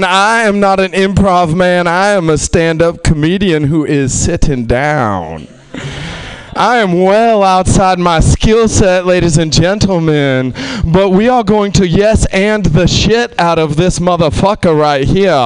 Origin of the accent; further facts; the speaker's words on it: New Orleans, Louisiana, United States; I'm those people in New Orleans that look white but are not